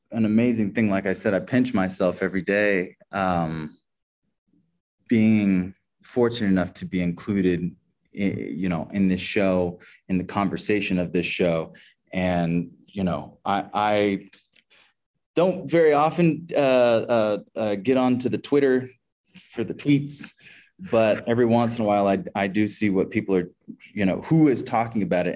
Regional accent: Kansas City, Missouri, United States; I grew up in a very, a predominantly white uh, community in the Midwest. I'm from Kansas City, Missouri

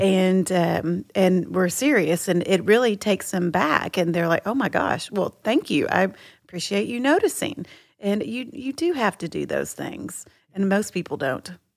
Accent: Texas, United States; I'm from Texas

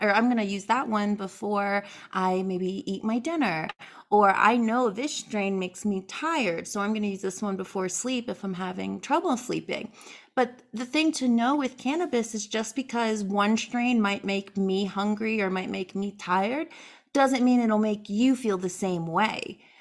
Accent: East Coast, United States; moved away; also born or lived in North Carolina; I am originally from the East Coast

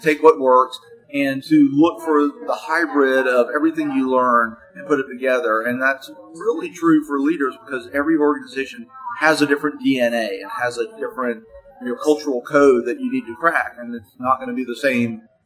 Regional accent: Florida, United States; I'm from Florida

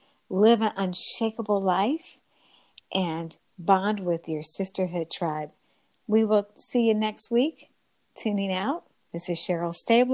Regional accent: West Coast, United States; meet the Nab Femme sister from the West Coast, as I am.

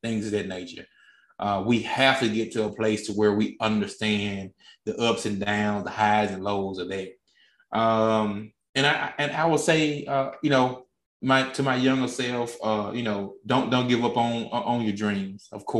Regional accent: Mississippi, United States; I grew up in Mississippi.

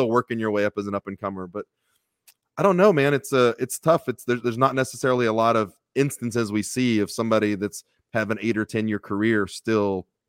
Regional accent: Texas, United States; I got real lucky growing up in Texas.

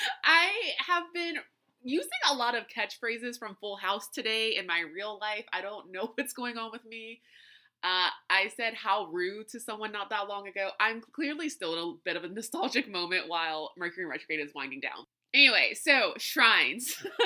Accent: New Orleans, Louisiana, United States; being from South Louisiana and growing up in New Orleans and around New Orleans, I would see shrines in many, many places.

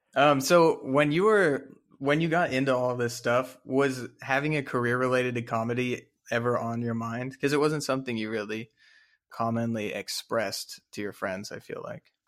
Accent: Dallas, Texas, United States; I'm also from Dallas, Texas. We're both from Dallas, Texas.

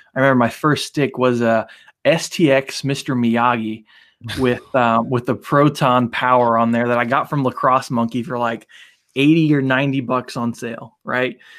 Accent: United States; also born or lived in Bosnia; growing up in the States

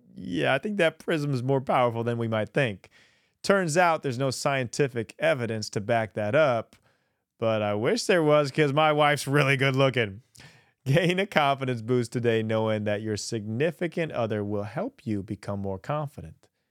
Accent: Midwest, United States; growing up in the Midwest

